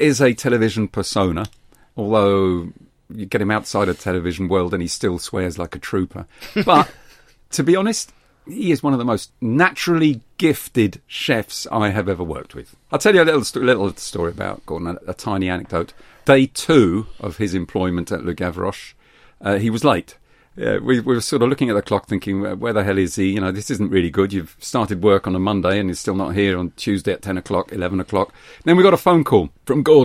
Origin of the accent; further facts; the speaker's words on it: London, United Kingdom; also born or lived in Kent; I was born in Kent and I was brought up in South London